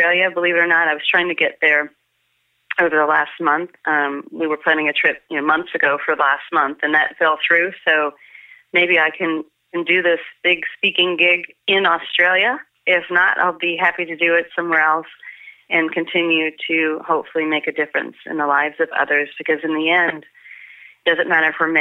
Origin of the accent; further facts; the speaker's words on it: New Orleans, Louisiana, United States; I was born in New Orleans